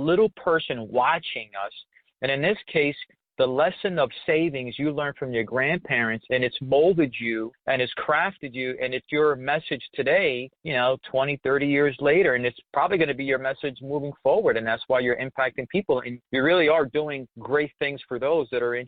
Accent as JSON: {"language": "English", "region": "New York", "country": "United States", "tie": "born or raised there", "said": "I grew up in Spanish Harlem, Lisa, in New York"}